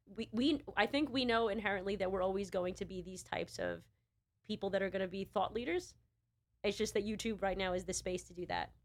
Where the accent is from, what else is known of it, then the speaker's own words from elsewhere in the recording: New York, United States; I'm a New Yorker